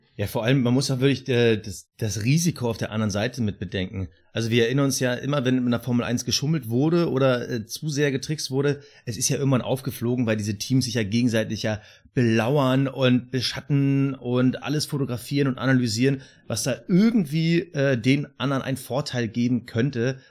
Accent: Berlin, Germany; ich als Berliner

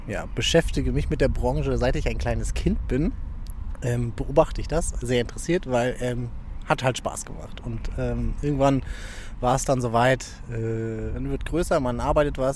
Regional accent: Rostock, Mecklenburg-Vorpommern, Germany; moved away as an adult; also born or lived in Freiburg / Berlin / Düsseldorf; now in Essen, Germany; Aus Rostock. Ich bin ein Nordlicht. Ähm, lange Zeit äh, in Rostock gewohnt, bis zum 18. Lebensjahr

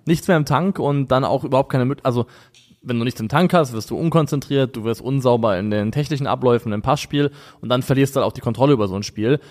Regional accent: Rhine area, Germany; als jemand, der am Rhein aufgewachsen ist

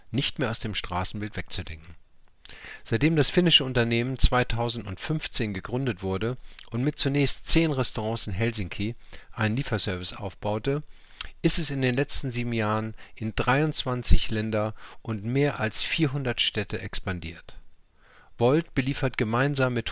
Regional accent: Cologne, North Rhine-Westphalia, Germany; ich bin auch in Köln groß geworden

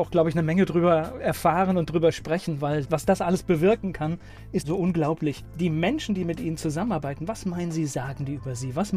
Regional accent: North Rhine-Westphalia, Germany; ich bin auch in Nordrhein-Westfalen geboren.

